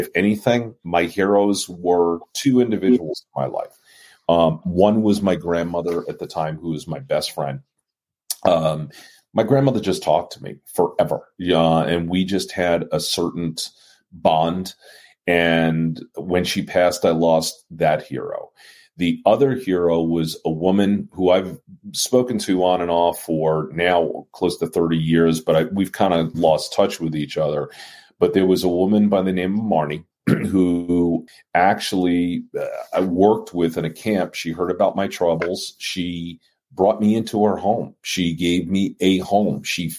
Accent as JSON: {"language": "English", "town": "New York City", "region": "New York", "country": "United States", "tie": "born or raised there", "said": "I was born as a Jewish child growing up in Brooklyn, New York."}